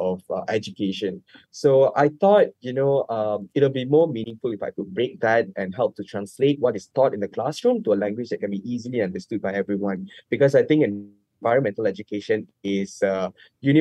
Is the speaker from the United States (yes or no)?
no; Labuan, Malaysia; I grew up in Labuan